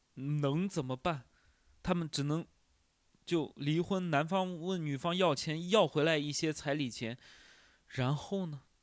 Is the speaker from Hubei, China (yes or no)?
no; Shanxi, China; also born or lived in Shanghai; now in Hangzhou, China; 我们山西人就是有做面食的天赋